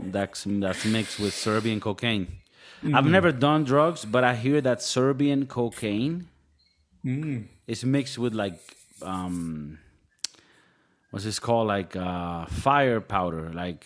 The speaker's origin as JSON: {"language": "English", "country": "Venezuela", "said": "I'm from Venezuela."}